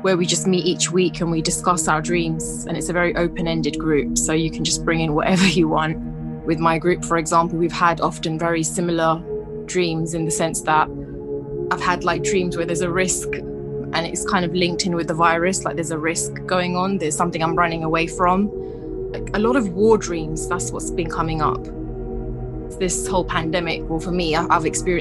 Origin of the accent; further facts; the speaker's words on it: London, United Kingdom; I was born in London, been living here pretty much all my life